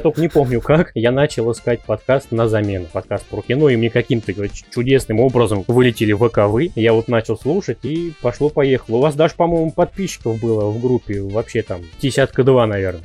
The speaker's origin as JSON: {"language": "Russian", "town": "Kasimov", "region": "Ryazan Oblast", "country": "Russia", "moved": "as an adult", "lives_now": "Ryazan, Russia", "said": "Сам я из Рязанской области, город Касимов"}